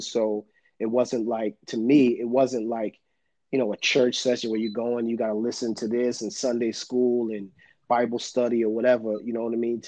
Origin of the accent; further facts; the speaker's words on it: New York City, New York, United States; growing up in Brooklyn, you know what I mean. In the the '80s and '90s was you know a really you know it was hard to grow up in in, in New York and Brooklyn